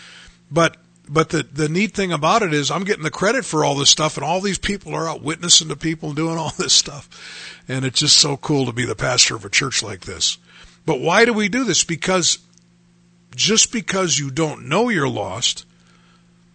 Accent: United States; I grew up in America

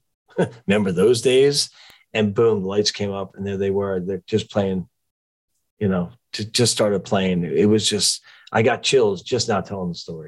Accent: New Jersey, United States; moved away; also born or lived in Florida; I was never really a Southerner, quote unquote, because I was really born and raised in New Jersey, but I did spend a good number of years there.

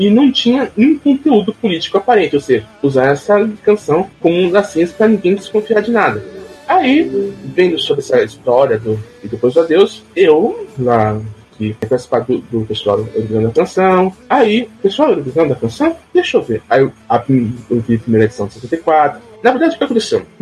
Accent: São Paulo, Brazil; sou estado de São Paulo, moro em, quer dizer, moro na divisa entre Taboão da Serra e São Paulo, lado tabonense.

